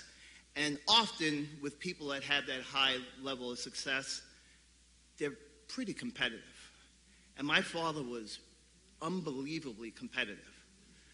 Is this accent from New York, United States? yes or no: yes; New York City, New York, United States; When I was about 7 years old, we moved from the Bushwick area of Brooklyn to the Canarsie area of Brooklyn